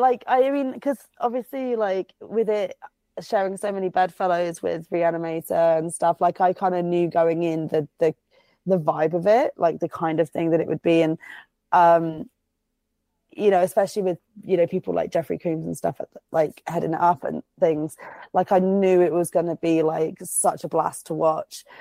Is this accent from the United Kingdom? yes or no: yes; United Kingdom; I'm fucking British